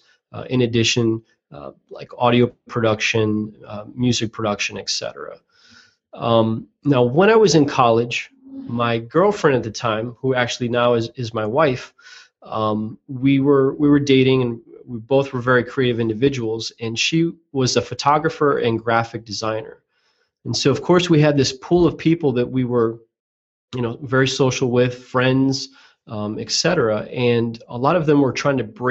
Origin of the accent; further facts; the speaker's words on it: Chicago, Illinois, United States; I'm from Chicago